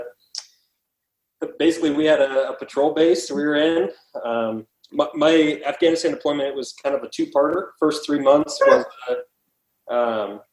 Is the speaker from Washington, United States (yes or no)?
yes; Washington, United States; I'm originally from Washington State, born and raised